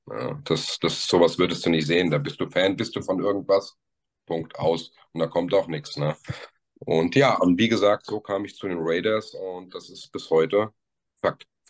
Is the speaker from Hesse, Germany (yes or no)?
yes; near Frankfurt, Bad Homburg, near Giessen, Hesse, Germany; ich komme aus dem schönen Hessenland, ähm, Nähe bei Frankfurt, Bad Homburg, also bei Gießen